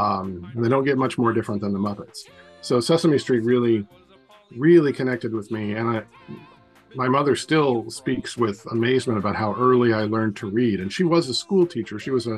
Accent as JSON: {"language": "English", "town": "Portland", "region": "Oregon", "country": "United States", "tie": "born or raised there", "said": "I grew up in Northeast Portland in a neighborhood, almost a suburban neighborhood, right on the edge of Northeast Portland."}